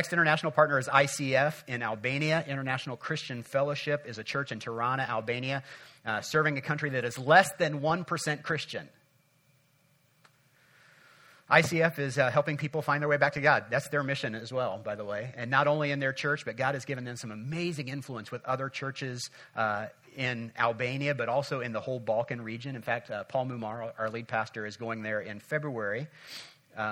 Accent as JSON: {"language": "English", "country": "United States"}